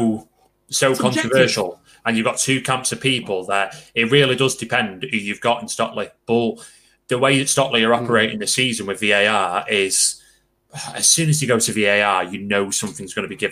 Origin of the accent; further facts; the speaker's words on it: Manchester, North West England, United Kingdom; I'm from Manchester